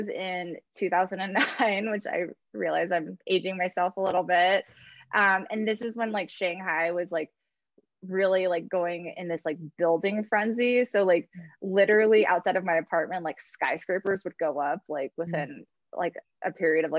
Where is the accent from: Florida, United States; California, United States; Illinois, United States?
California, United States; I grew up in California